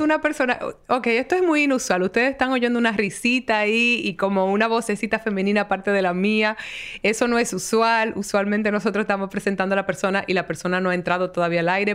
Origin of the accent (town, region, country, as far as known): Dominican Republic